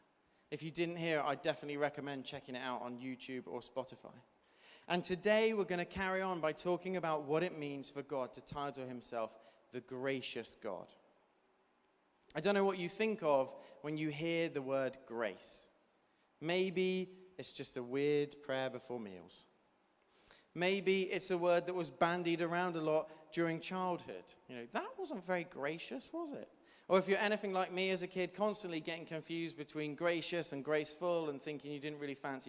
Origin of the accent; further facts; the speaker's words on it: Devon, South West England, United Kingdom; I grew up in Devon, and so I had a lot of friends growing up who were farmers